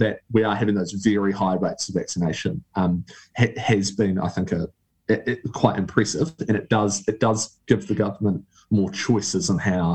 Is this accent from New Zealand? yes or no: yes; New Zealand; as a Kiwi